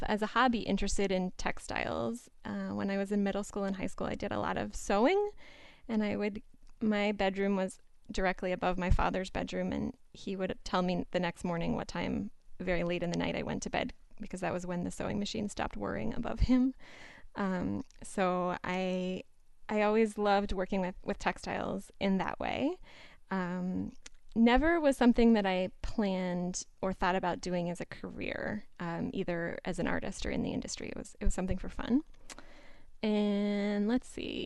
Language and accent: English; Pittsburgh, Pennsylvania, United States; moved away as an adult; now in Boston, United States; I grew up in Pittsburgh, Pennsylvania, and I've lived for the last 5 or 6 years in Boston